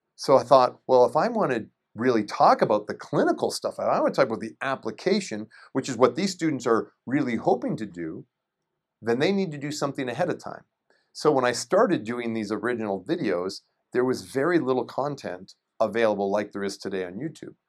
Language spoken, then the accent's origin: English; Shelburne, Ontario, Canada; moved away; I'm from a little town called Shelburne, Ontario, and it's about an hour and a half north of Toronto